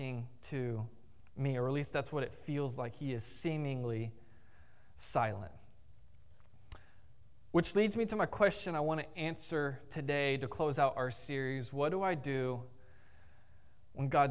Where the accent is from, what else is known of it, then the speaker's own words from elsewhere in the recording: Jacksonville, Florida, United States; I grew up in Jacksonville